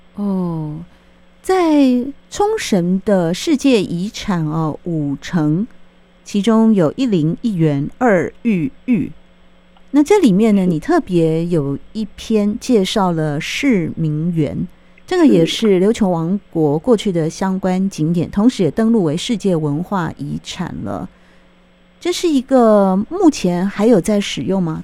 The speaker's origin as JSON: {"language": "Chinese", "country": "Taiwan", "said": "我们台湾人很喜欢去"}